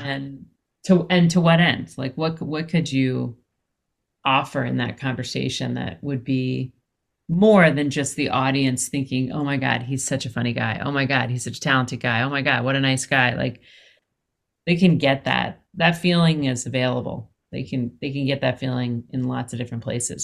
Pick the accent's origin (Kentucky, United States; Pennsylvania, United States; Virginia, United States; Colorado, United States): Pennsylvania, United States; Philadelphia; moved away as an adult; also born or lived in San Francisco; I'm from Philadelphia